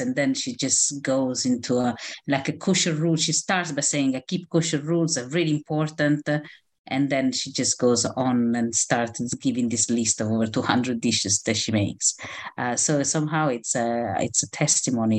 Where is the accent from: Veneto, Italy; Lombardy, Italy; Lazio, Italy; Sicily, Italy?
Lazio, Italy; Rome; moved away as an adult; also born or lived in Israel; now in London, United Kingdom; I was born and grew up in Rome, uh, in Italy